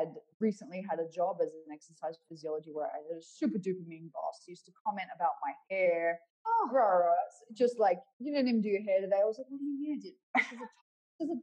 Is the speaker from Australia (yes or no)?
yes; Perth, Western Australia, Australia; my hometown of Perth